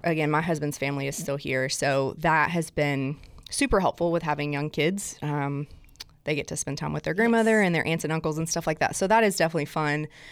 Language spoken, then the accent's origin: English; South Alabama, United States; accent: southern; now in Nashville, United States; I'm originally from South Alabama, um, and like when I say South Alabama, my mom and dad live 30 minutes north of Gulf Shores